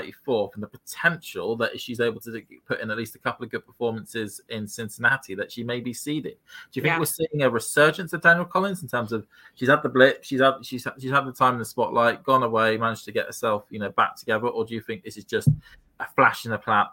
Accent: United Kingdom; me as a Brit

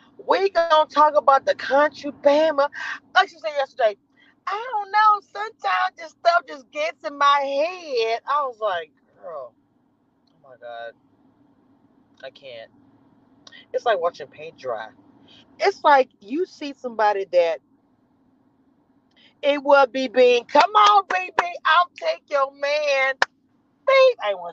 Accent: the South, United States; I'm in Texas. I don't know if they have them down there where y'all are. I'm from the South.

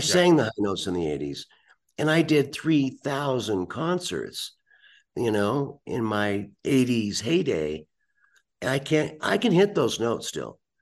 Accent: United States; as an American

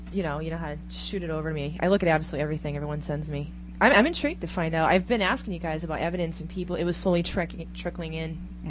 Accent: Massachusetts, United States; I'm from Massachusetts.

